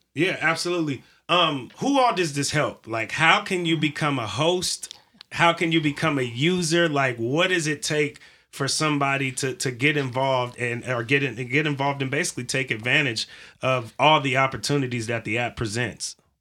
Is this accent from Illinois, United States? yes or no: no; California, United States; I'm from California